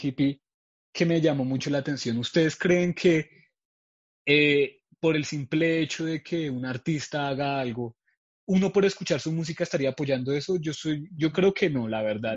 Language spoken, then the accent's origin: Spanish; Colombia; nosotros como colombianos